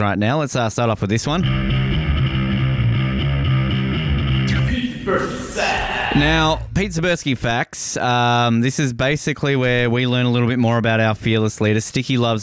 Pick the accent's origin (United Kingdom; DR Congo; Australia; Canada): Australia; Hobart, Tasmania; my hometown, Hobart Hurricanes.